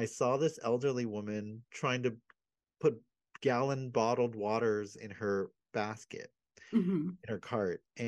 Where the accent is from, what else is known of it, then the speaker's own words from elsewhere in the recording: United States; I'm American